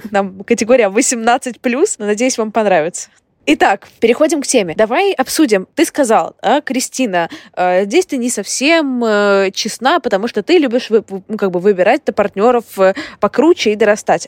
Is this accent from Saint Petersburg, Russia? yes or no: yes; Saint Petersburg, Russia; moved away as an adult; also born or lived in Moscow; now in London, United Kingdom; я из Петербурга, из центра Петербурга